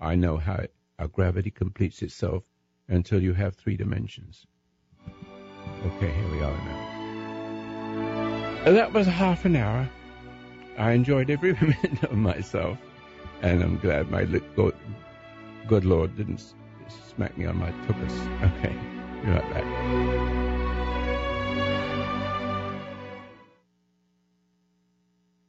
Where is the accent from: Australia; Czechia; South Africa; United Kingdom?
United Kingdom; England; now in United States; I'm still English